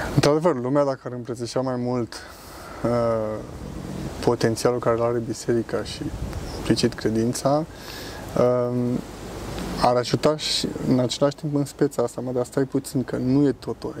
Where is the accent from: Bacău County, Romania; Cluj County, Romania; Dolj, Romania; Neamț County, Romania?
Dolj, Romania; Craiova; moved away as an adult; now in Zurich, Switzerland; eu vin din Craiova, dar uh, lucrez în Zurich